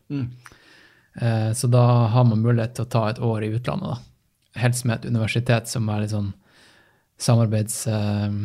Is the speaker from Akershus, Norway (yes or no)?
no; Tromsø, Troms, Norway; moved away; also born or lived in Oslo; jeg vokste opp i Tromsdalen.